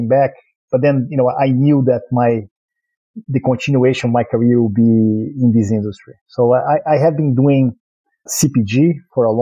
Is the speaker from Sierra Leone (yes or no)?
no; Rio de Janeiro, Brazil; accent: Brazilian; English is a second language; moved away as an adult; now in United States; I was born in Brazil, in Rio, born and raised, actually, lived in a lot of places, and became a U.S. citizen a few years back